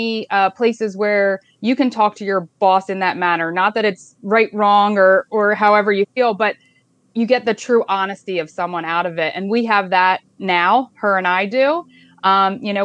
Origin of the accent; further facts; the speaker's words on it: Pottsgrove, Pennsylvania, United States; I grew up in Potts Grove. I actually went to Potts Grove and graduated late 90s from Potts Grove